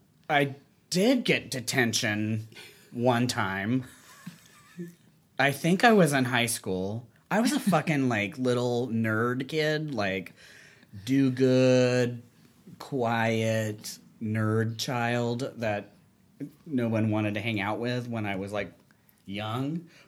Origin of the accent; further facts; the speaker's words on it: the South, United States; Well, I grew up in the South, so it was like, I was in advanced English, just as an example.